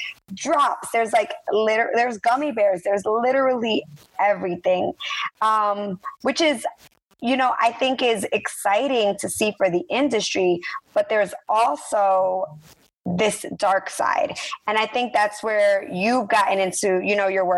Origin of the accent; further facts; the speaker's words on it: New York, New Jersey, East Coast, United States; now in California, United States; I'm originally from the East Coast, so like New York, New Jersey